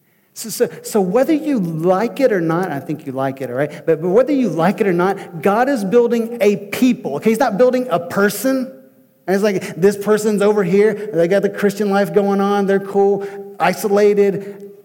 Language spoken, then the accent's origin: English; Kentucky, United States; now in Medford, United States; I'm from Kentucky